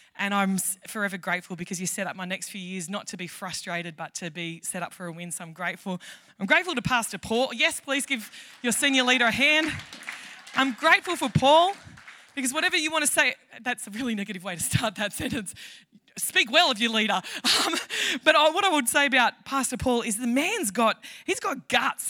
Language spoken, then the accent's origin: English; Tamworth, New South Wales, Australia; I am from Tamworth.